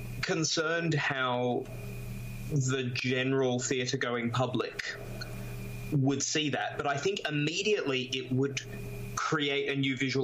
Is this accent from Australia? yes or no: yes; Australia; in Australia we have a very troubled history with our Indigenous population.